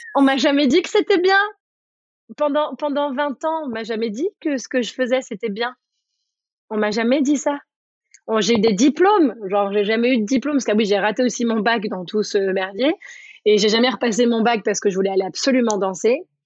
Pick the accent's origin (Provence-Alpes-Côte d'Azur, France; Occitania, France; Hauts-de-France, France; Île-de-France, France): Île-de-France, France; Paris; also born or lived in New York; je viens de Paris